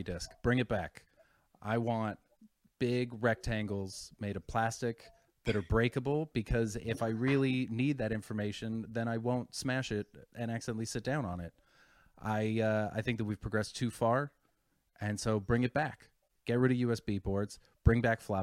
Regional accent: Canada; I'm from Canada

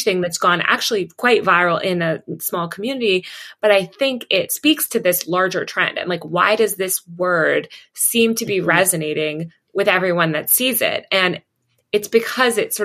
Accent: New York, United States; I'm from New York

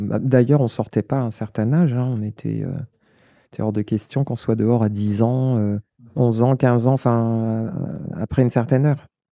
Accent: La Courneuve, Île-de-France, France; also born or lived in Paris; je suis née à Paris 14e, j'ai grandi à Stein dans le 93, euh, j'ai grandi à La Courneuve. J'y suis restée jusqu'à l'âge de 12 ans

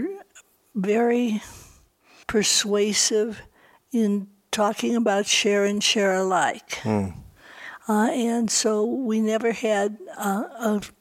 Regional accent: Libertyville, Illinois, United States; now in Santa Fe, United States; I grew up in Libertyville, Illinois

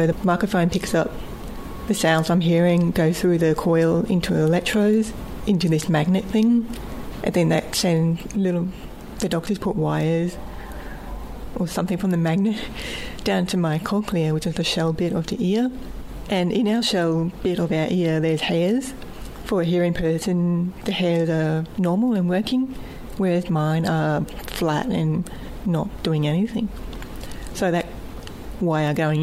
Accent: Bundaberg, Queensland, Australia; my hometown, Bundaberg. I was still at school

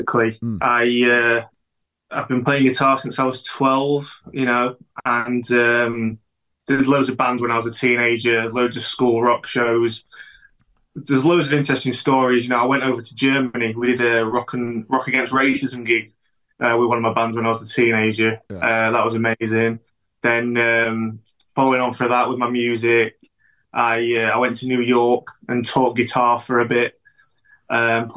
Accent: Chesterfield, East Midlands, United Kingdom; moved away as an adult; also born or lived in Dronfield; now in Sheffield, United Kingdom; I was born in Chesterfield

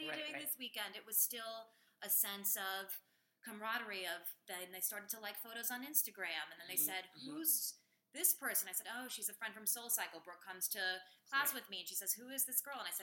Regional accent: New York City, New York, United States; I'm from New York City, born and raised.

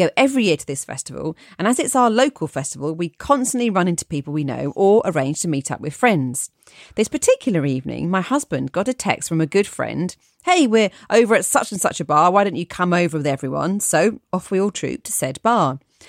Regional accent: Nyon, Vaud, Switzerland; I was at a large music festival near my hometown of Nyon, near Geneva, Switzerland.

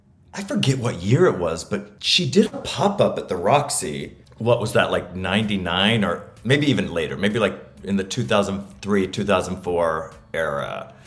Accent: Tallahassee, Florida, United States; moved away; I grew up in Tallahassee.

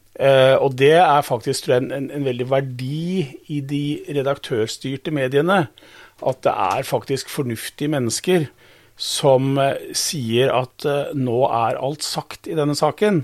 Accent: Modum, Buskerud, Norway; jeg er født og oppvokst på Modum

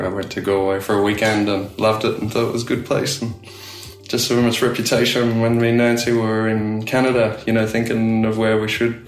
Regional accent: Australia; accent: Aussie; moved away as an adult; also born or lived in Belfast; it's pretty safe as an Aussie

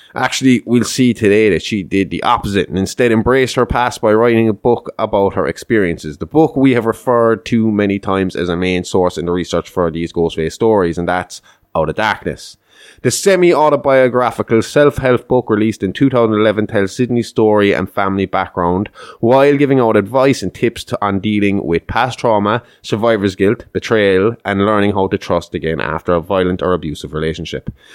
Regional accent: Kerry, Munster, Ireland; I'm from Kerry

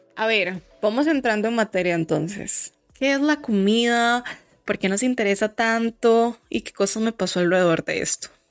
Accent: Costa Rica; moved away as an adult; now in Canada; yo vengo de Costa Rica

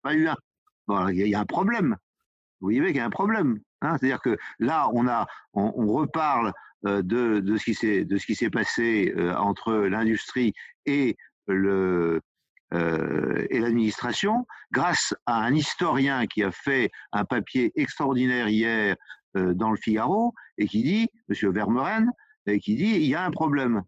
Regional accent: Côtes-d'Armor, Brittany, France; je suis des Côtes d'Armor euh, à, près de Guingamp et de Saint-Brieuc

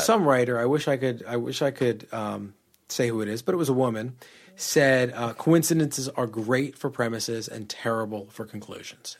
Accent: New York, United States; growing up in New York.

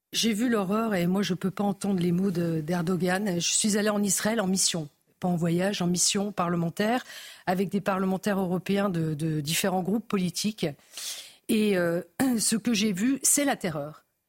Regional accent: Lorraine, Grand Est, France; Moi, je suis Lorraine.

